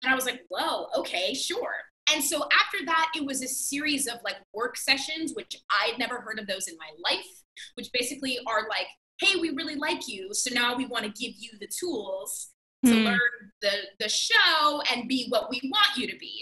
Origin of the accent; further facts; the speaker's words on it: Miami, Florida, United States; I'm from Miami, Florida